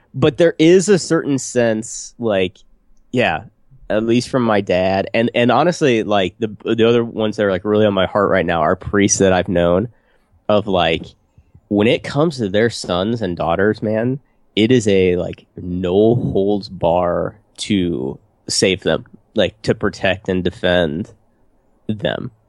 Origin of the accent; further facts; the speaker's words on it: United States; my hometown is, dude, small, small town, U S A.